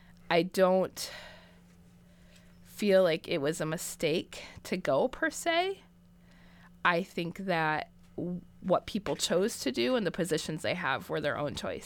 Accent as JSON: {"language": "English", "region": "Michigan", "country": "United States", "tie": "born or raised there", "moved": "as an adult", "said": "I was raised in Michigan"}